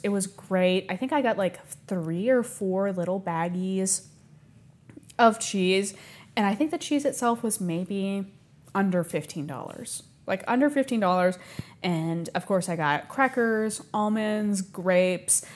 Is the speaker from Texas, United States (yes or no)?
yes; Texas, United States; also born or lived in California; I was born in California. I moved to Texas when I was three years old